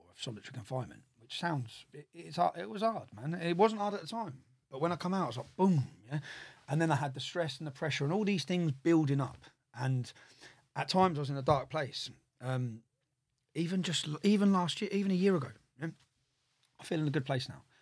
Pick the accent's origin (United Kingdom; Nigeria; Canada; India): United Kingdom; Luton, East of England; I'm from Luton